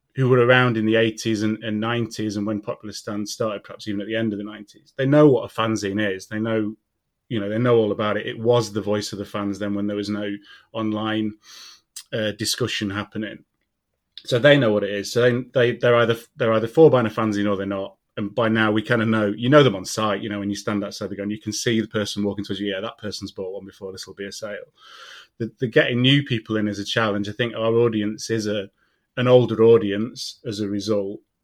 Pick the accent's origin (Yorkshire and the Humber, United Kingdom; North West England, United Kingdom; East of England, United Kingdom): Yorkshire and the Humber, United Kingdom; Doncaster; moved away as an adult; I left Doncaster when I was 18